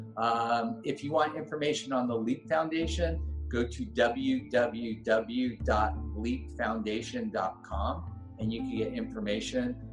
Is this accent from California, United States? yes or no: yes; Los Angeles, California, United States; I grew up in Granada Hills